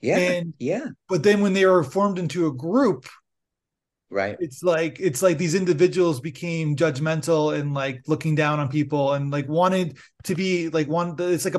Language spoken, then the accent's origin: English; Canada; I'm Canadian